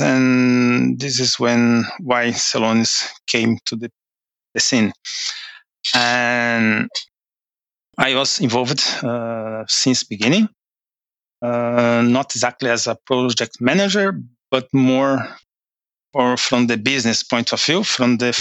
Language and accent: English; Brazil; moved away as an adult; now in Norway; from Brazil. Um, I live in Norway uh, for two years now